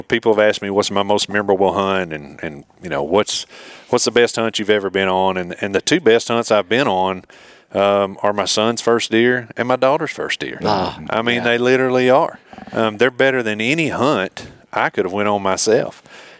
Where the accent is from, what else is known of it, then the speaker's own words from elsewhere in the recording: Tennessee, United States; I like to kill big deer in my home state.